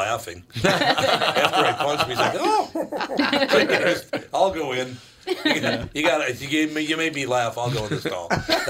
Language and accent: English; Minneapolis, Minnesota, United States; I'm from North Minneapolis.